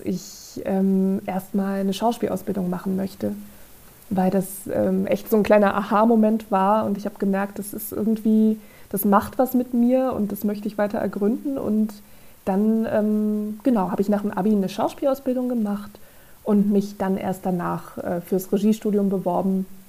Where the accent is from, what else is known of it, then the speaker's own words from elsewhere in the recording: Saarland, Germany; moved away; ich komme ursprünglich aus dem Saarland